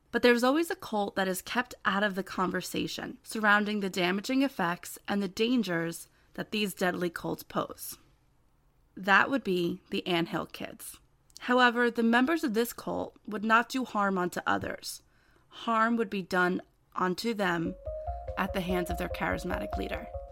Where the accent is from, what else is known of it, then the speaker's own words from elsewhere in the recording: New Jersey, United States; I'm from New Jersey